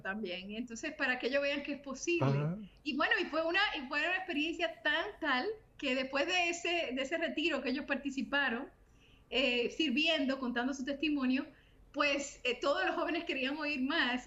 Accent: Santo Domingo, Distrito Nacional, Dominican Republic; also born or lived in Santiago de los Caballeros, Dominican Republic / Miami, United States; now in North Carolina, United States; Soy dominicana, eh, nacida en Santiago de los Caballeros, toda mi familia somos dominicanos

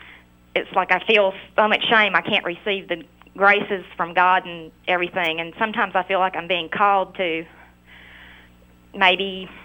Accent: Arkansas, United States; I'm from Arkansas

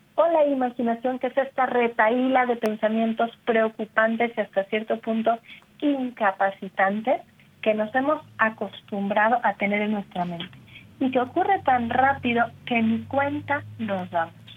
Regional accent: Mexico; como decimos en México

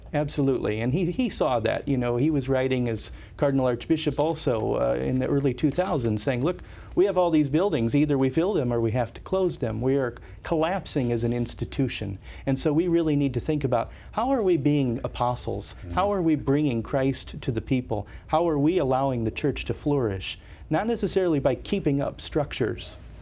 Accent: Northwest Indiana, United States; growing up outside of Chicago in Northwest Indiana as a 12 year old boy

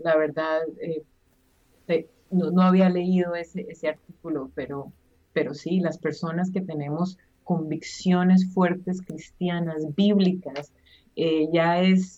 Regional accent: Colombia; yo soy colombiana

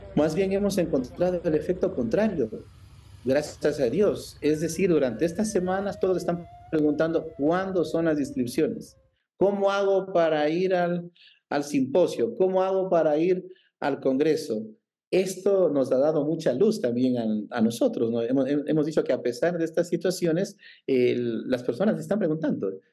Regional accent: Ecuador; hermanos ecuatorianos

